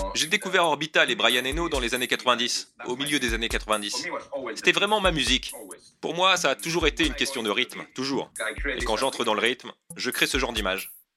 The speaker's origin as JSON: {"language": "French", "country": "Spain", "moved": "yes", "lives_now": "England, United Kingdom", "said": "je suis espagnol, je vis en Angleterre"}